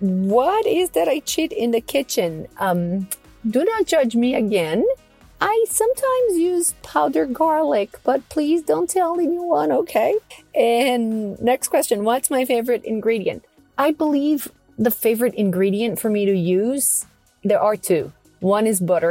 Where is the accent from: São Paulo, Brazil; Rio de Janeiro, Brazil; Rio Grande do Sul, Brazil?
Rio Grande do Sul, Brazil; Porto Alegre; English is a second language; moved away as an adult; also born or lived in Astoria, Queens, New York / Flushing, New York; now in New York, United States; I first left my hometown, Porto Alegre, to come to New York when I was in sixth grade in middle school